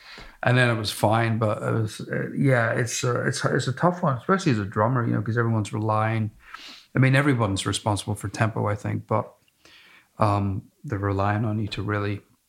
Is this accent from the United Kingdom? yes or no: yes; Belfast, Northern Ireland, United Kingdom; moved away; also born or lived in United States; I'm from Belfast and I lived in America